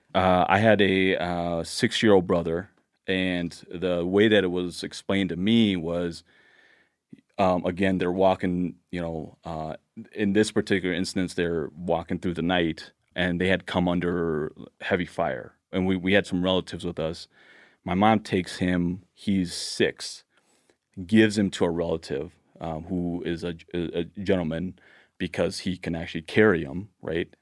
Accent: Laos; now in Blaine, United States; I was born in Laos

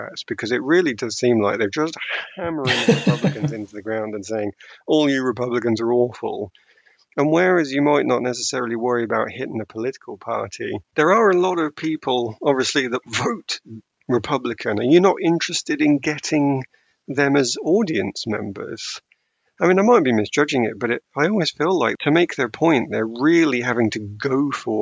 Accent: United Kingdom; As a British person

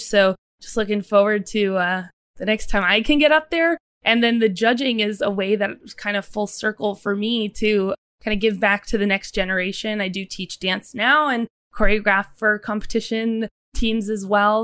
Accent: Westchester, New York, United States; I grew up in Westchester, New York

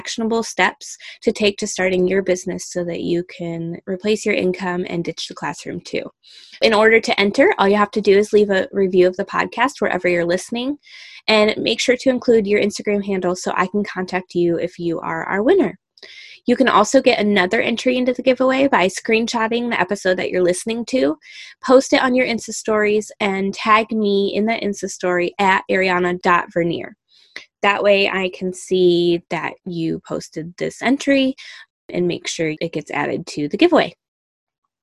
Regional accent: Michigan, United States; moved away; I am originally from Michigan, Michigander at heart

